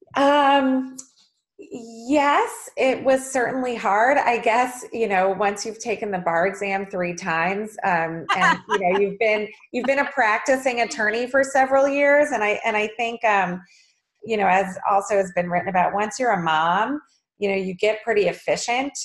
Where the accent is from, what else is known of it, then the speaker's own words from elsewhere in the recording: Boulder, Colorado, United States; moved away; also born or lived in San Francisco, California; I had the immense pleasure of growing up in the idyllic town of Boulder, Colorado